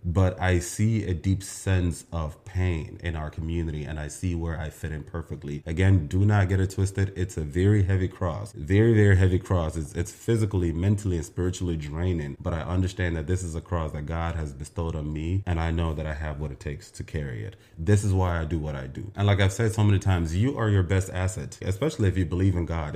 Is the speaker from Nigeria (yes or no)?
yes; Nigeria; moved away; I was actually born and raised in Nigeria partly